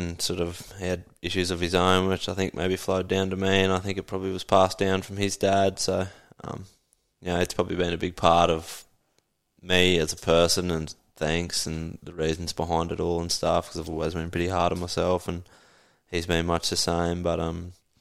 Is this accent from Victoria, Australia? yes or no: no; Toowoomba, Queensland, Australia; moved away as an adult; now in Sunshine Coast, Australia; born and raised in Toowoomba